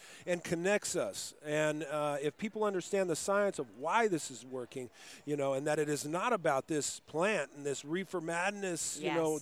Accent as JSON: {"language": "English", "town": "Moreno Valley", "region": "California", "country": "United States", "tie": "born or raised there", "also_born_or_lived": "Riverside, California", "said": "I grew up in a town called Moreno Valley"}